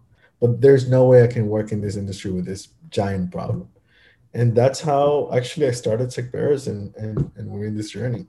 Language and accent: English; Miami, Florida, United States; now we do have employees all over the United States, but kind of the headquarters started here in my hometown.